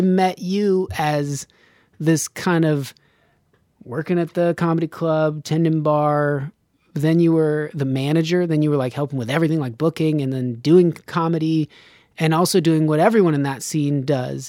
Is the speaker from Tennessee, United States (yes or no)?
no; Reno, Nevada, United States; moved away; I grew up in Reno.